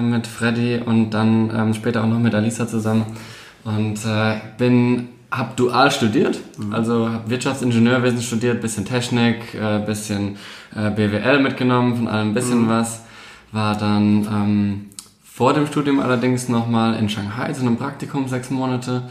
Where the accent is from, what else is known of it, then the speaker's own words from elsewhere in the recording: Mannheim, Baden-Württemberg, Germany; moved away; also born or lived in Palatinate; ursprünglich aus Mannheim, in Mannheim geboren, gerade hier um die Ecke.